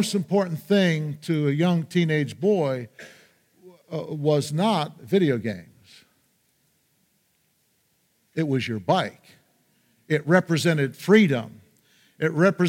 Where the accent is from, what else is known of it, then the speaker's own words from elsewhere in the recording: Peckville, Pennsylvania, United States; My hometown was Peckville, and we lived on Hickory Street in the church parsonage.